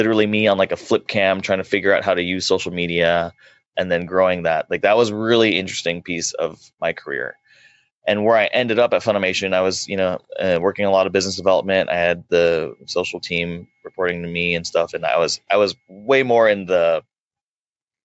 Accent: Dallas, Texas, United States; I'm born and raised in Dallas

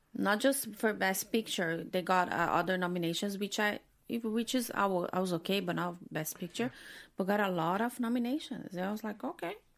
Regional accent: Brazil; moved away; I'm from Brazil

